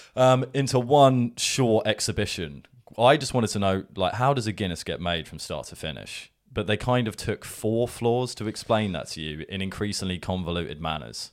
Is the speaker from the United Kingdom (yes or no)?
yes; England, United Kingdom; accent: English; what came out of my mouth was an English accent